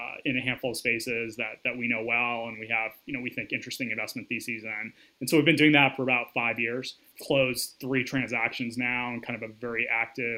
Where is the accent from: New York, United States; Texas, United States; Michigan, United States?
Michigan, United States; Grand Rapids; also born or lived in Ann Arbor, Michigan / Chicago; I was born and raised in the Midwest, spent most of my time before college in West Michigan and Grand Rapids.